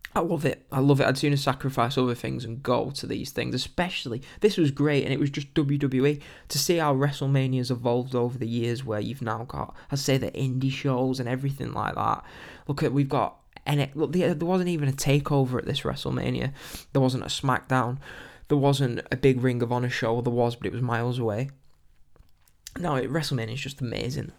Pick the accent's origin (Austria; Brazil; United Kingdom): United Kingdom; England; being typical English people